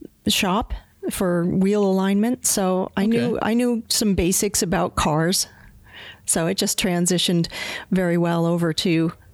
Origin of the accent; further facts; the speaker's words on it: Pennsylvania, United States; I'm originally from Pennsylvania.